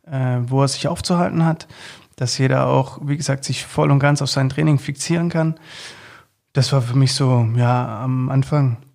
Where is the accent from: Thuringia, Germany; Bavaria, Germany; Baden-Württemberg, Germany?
Baden-Württemberg, Germany; Filderstadt; also born or lived in Leinfelden-Echterdingen; ich bin in Filderstadt groß geworden, äh, beziehungsweise in Leinfeld Leinfelden Echterding